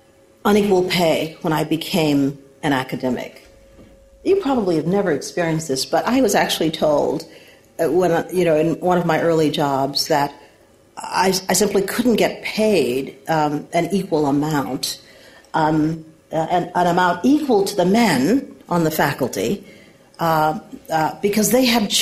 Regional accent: the Jim Crow South, United States; moved away; the experience of growing up in the Jim Crow South

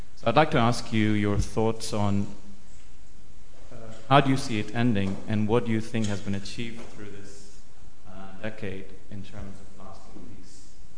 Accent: Pakistan; I'm from Pakistan myself

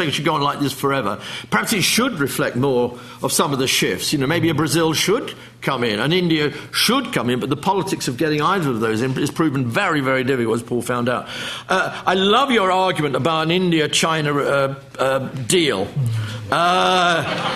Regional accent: United Kingdom; I'm a Brit.

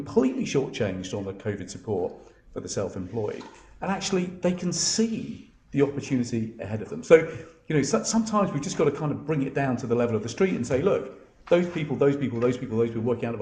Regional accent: Essex, East of England, United Kingdom; I grew up in Essex

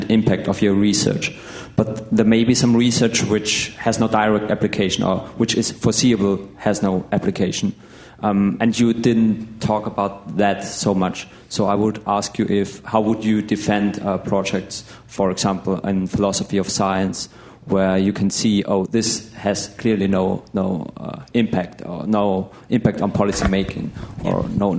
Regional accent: Austria; I'm from Austria

